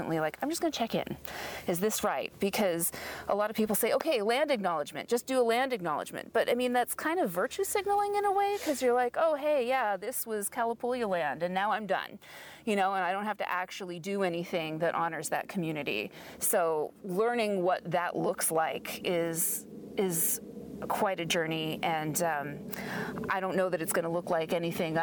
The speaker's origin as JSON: {"language": "English", "town": "Albuquerque", "region": "New Mexico", "country": "United States", "moved": "yes", "lives_now": "Portland, United States", "said": "I'm from Albuquerque."}